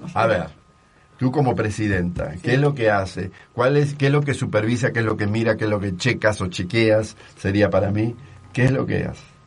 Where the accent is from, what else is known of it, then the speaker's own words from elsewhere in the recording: Argentina; now in Mexico; como argentino